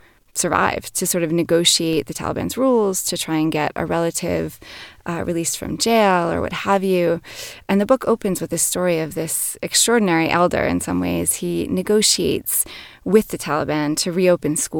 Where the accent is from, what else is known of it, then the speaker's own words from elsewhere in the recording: New York, United States; as a New Yorker. We're very direct people